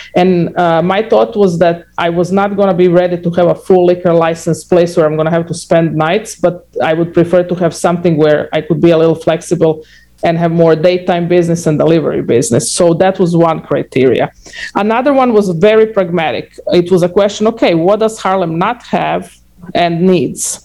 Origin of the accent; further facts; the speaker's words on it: Croatia; moved away; I'm from Croatia